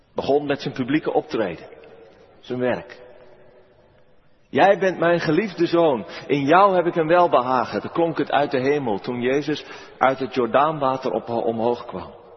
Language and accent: Dutch; Merwede river area, South Holland, Netherlands; langs de rivier de Merwede, over mijn geboortegrond